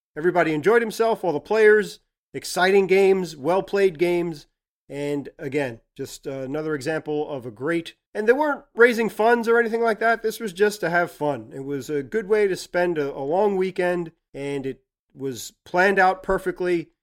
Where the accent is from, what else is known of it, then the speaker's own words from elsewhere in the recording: New York area, United States; Gary and I, growing up in the New York area